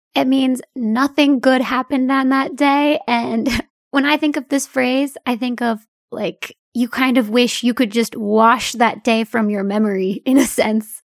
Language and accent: English; United States; my hometown is not too far from New York